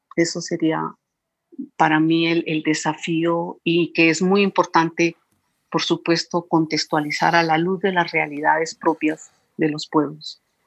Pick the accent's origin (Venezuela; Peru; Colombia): Colombia; soy colombiana